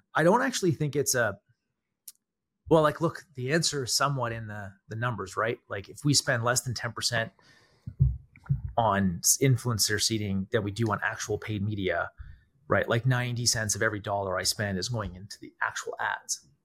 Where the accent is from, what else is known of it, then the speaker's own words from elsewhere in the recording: Canada; I'm Canadian